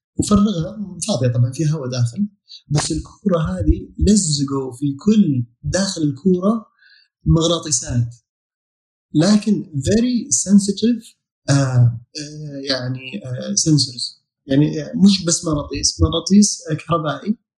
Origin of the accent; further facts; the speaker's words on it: Saudi Arabia; عندنا في السعوديه